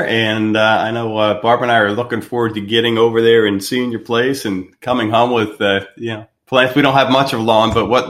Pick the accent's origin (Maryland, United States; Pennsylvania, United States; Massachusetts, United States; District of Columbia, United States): Pennsylvania, United States; moved away as an adult; now in Florida, United States; we're from Pennsylvania. We've been here for 5 years